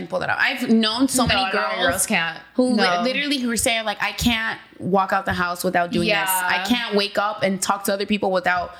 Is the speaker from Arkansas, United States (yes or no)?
no; Miami, Florida, United States; So I was born in Miami, but my dad's Dominican and my mom's Puerto Rican.